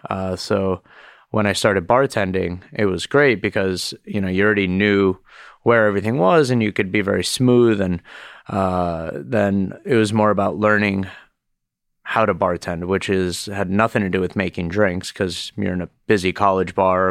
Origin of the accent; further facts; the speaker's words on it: Miami, Florida, United States; moved away; also born or lived in Boston; growing up in Miami